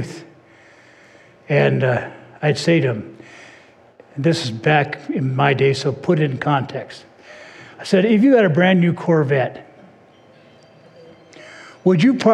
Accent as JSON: {"language": "English", "area": "Orange County", "region": "California", "country": "United States", "tie": "born or raised there", "said": "I grew up in Orange County"}